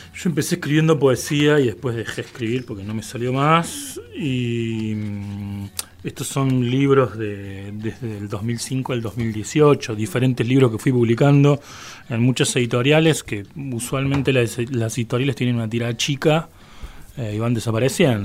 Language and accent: Spanish; Córdoba, Argentina; moved away as an adult; also born or lived in La Boca, Buenos Aires; now in Buenos Aires, Argentina; Soy de Córdoba, em, pero nací al lado de un río. Y me mudé a la boca hace cuatro años